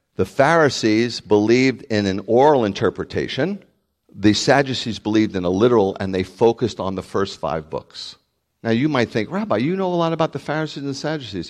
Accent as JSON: {"language": "English", "town": "New York City", "region": "New York", "country": "United States", "said": "I'm from the Bronx"}